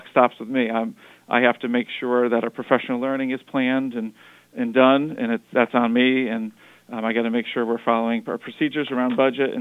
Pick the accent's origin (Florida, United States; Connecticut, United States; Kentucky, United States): Connecticut, United States; Wethersfield; also born or lived in Hartford, Connecticut; I'm Connecticut born and raised. I was born in Hartford, grew up in Wethersfield.